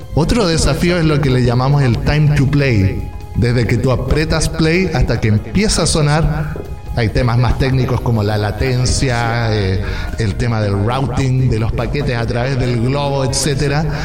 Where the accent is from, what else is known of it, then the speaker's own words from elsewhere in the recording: Chillán, Ñuble, Chile; moved away as an adult; now in Berlin, Germany; Soy chileno, vengo de una ciudad pequeñita que se llama Chillán